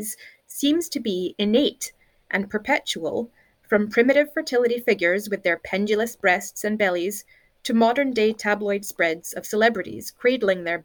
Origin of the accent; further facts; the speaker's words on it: United States; moved away as an adult; now in Scotland, United Kingdom; I grew up in America in the 80s.